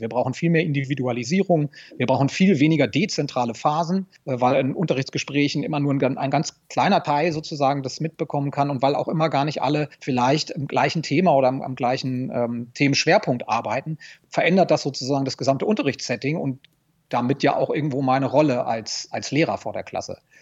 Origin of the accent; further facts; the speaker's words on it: Lower Saxony, Germany; Ich komme aus Niedersachsen